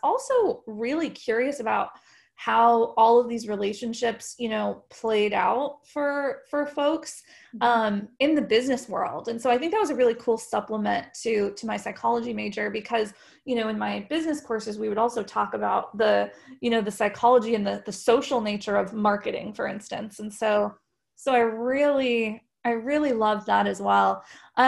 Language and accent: English; Colorado, United States; moved away as an adult; also born or lived in Texas; I was born and raised in Colorado